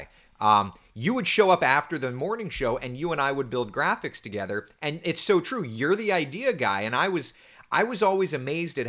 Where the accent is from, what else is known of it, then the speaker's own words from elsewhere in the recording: Central Florida, United States; I grew up here in Central Florida